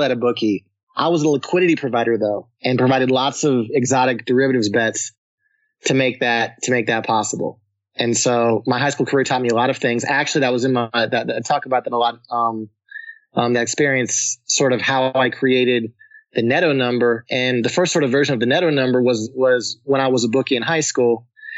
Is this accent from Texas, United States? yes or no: no; Pinole, California, United States; I grew up in the Bay Area, East Bay Area, San Francisco, a small city called Pinal, California. I'm a California native